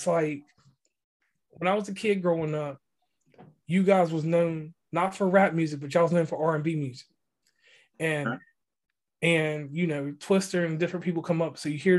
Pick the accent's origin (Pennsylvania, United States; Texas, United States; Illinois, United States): Illinois, United States; Chicago; Now, growing up in Chicago, I have to tell you, I'm well versed in travel.